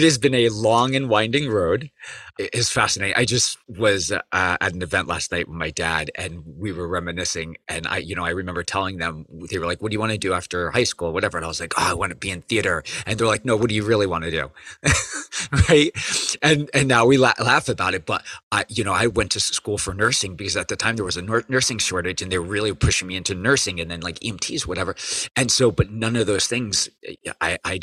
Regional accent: Hudson Valley, New York, United States; I grew up in the Hudson Valley

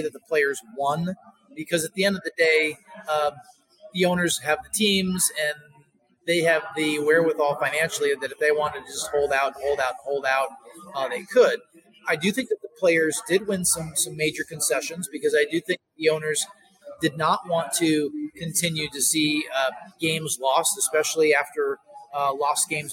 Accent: upstate New York, United States; where I grew up near the Canadian border in upstate New York

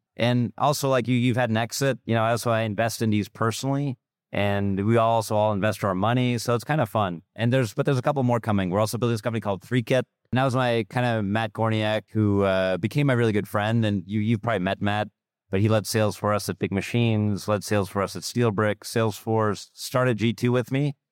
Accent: Germany; moved away; I'm from Germany originally

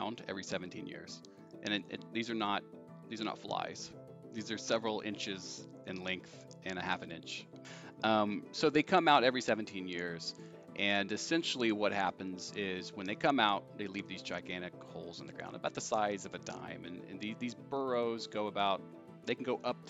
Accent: Indiana, United States; also born or lived in California; So I'm from Indiana originally. I'm from about an hour south, and I grew up in farmland

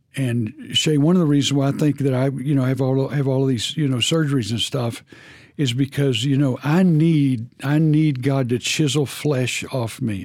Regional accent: Texas, United States; I'm from Texas

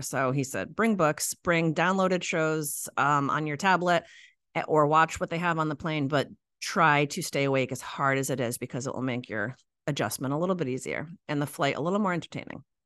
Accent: New England, United States; I'm from New England, true New Englander and true Islander.

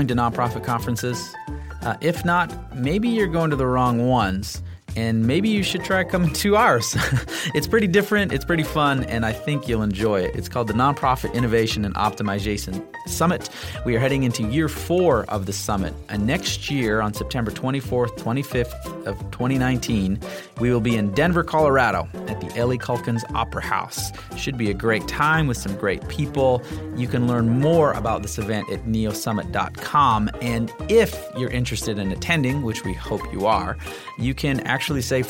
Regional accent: Canada; I'm as a Canadian who works with Americans

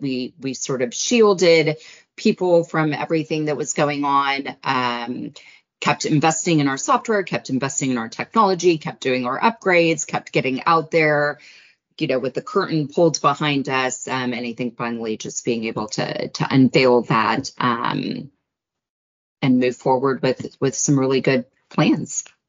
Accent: United States; as an American

